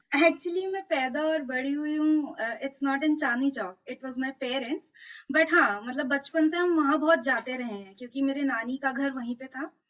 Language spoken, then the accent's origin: Hindi; Delhi, India; मैं दिल्ली से हूँ